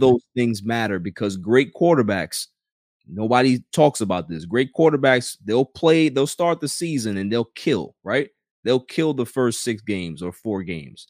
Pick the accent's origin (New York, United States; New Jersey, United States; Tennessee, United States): New York, United States; New York City; I grew up in Queens